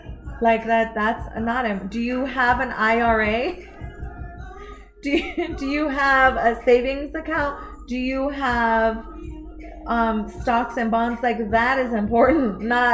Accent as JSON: {"language": "English", "town": "Los Angeles", "region": "California", "country": "United States", "tie": "born or raised there", "moved": "yes", "said": "My parents and I, well, we grew up in Los Angeles. So my parents went to high school in Los Angeles."}